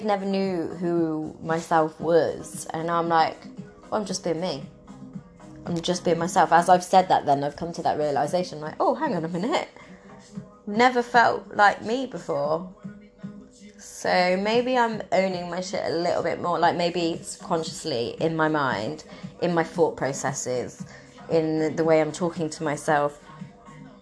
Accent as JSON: {"language": "English", "area": "Cornwall", "region": "South West England", "country": "United Kingdom", "said": "I'm in Cornwall going to London, but, like, I'm Cornish"}